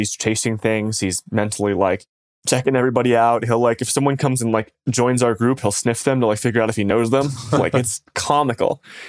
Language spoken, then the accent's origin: English; Michigan, United States; The cold weather stuff's definitely helpful, like growing up in Michigan. And when I go back there, like it just, the other stuff, you can just, you almost hear it sometimes, like when it gets like negative 10.